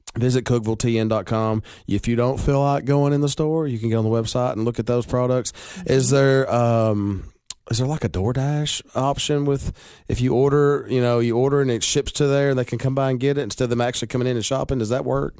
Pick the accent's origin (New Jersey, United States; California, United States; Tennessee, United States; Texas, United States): Tennessee, United States; Baxter; I'm from Baxter